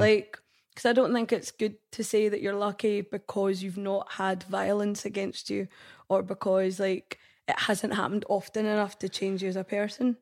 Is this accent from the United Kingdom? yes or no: yes; Scotland, United Kingdom; I'm Indian, I'm Scottish